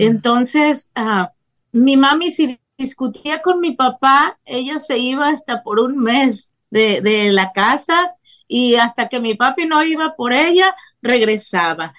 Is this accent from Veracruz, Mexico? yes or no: yes; Tempoal, Veracruz, Mexico; also born or lived in Tampico, Tamaulipas; yo nací en Tampico, Tamaulipas, México, pero siempre me gusta también recalcar que yo fui criada en un pueblo de la Huasteca Veracruzana que se llama Tempoal, Veracruz